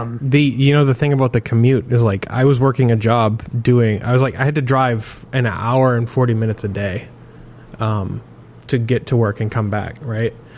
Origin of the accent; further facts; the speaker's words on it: Maine, United States; I grew up in Maine